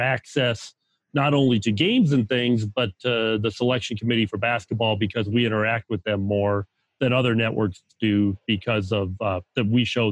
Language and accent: English; Chicago, Illinois, United States; also born or lived in Hawaii; now in Northwest Indiana, United States; I've been around Chicago all my life.